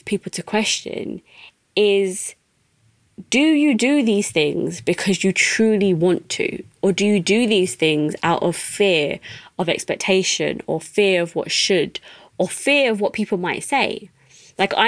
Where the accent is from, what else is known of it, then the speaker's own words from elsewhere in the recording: United Kingdom; being a British Asian